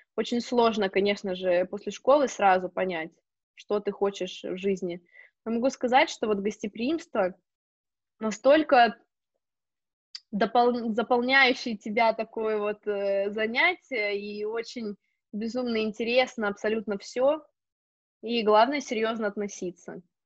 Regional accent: Novosibirsk, Novosibirsk Oblast, Russia; moved away as an adult; also born or lived in Spain; now in Switzerland; я из Новосибирска

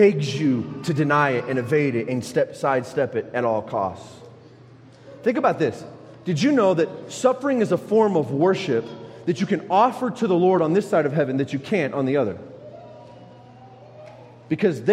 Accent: United States; I'm an American

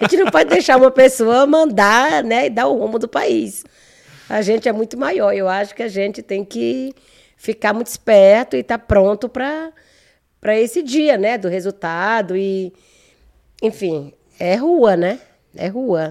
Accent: Maranhão, Brazil; moved away as an adult; now in São Paulo, Brazil; eu não sou natural de São Paulo, né? Uhum. Eu sou do Maranhão

